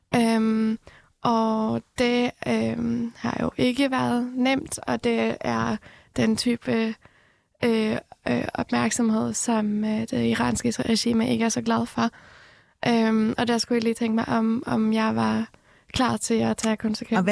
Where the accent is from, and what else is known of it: Norway; born or raised there; also born or lived in Iran